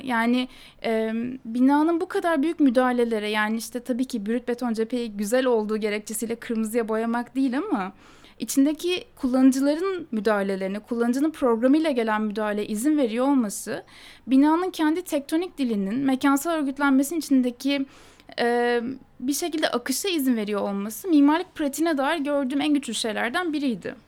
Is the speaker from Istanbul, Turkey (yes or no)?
yes; Istanbul, Turkey; Ben Anadolu yakasında doğup büyüdüm